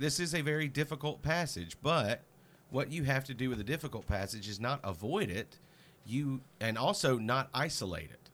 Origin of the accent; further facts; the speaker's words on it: Mississippi, United States; my pastor as a child in Mississippi